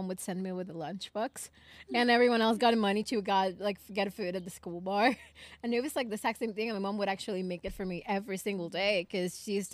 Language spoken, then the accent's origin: English; Ecuador; first language Spanish; English is a second language; moved away; I'm not white, I'm Ecuadorian.